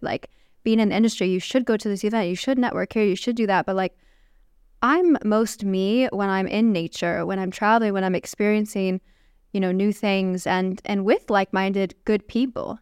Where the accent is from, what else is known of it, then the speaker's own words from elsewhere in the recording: Chicago, Illinois, United States; also born or lived in California; now in Saudi Arabia; I grew up in Chicago